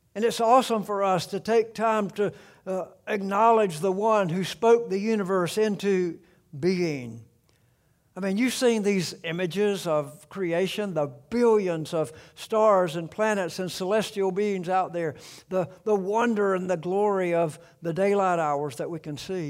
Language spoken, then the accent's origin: English; South Alabama, United States; the home farm, uh, that I grew up around in South Alabama.